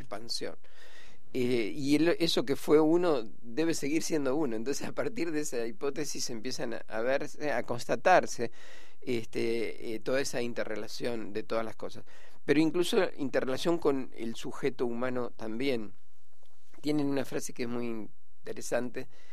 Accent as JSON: {"language": "Spanish", "town": "Rosario", "region": "Santa Fe", "country": "Argentina", "tie": "born or raised there", "moved": "yes", "said": "yo, soy de Rosario, ¿no? Y, y fui a Rosario, fui a la catedral que era que un lugar donde en la infancia iba siempre"}